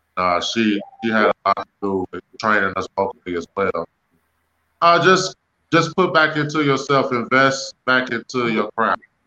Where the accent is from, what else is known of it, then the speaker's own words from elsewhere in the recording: Detroit, Michigan, United States; I'm from Detroit. I was born in Detroit, Michigan